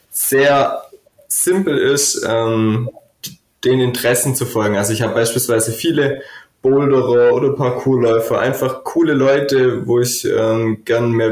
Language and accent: German; Stuttgart, Baden-Württemberg, Germany; Ja, eigentlich bin ich aus Stuttgart, ähm, habe aber tatsächlich ein bisschen bayerische Wurzeln